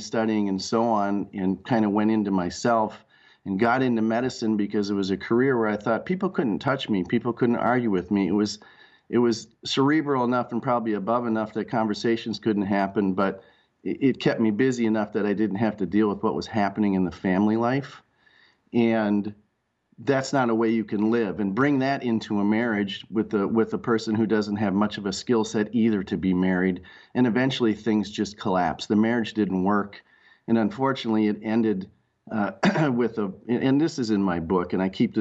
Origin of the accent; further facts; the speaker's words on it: Rochester, Minnesota, United States; also born or lived in Red Wing, Minnesota; I grew up in Rochester, Minnesota, under the shadow of the Mayo Clinic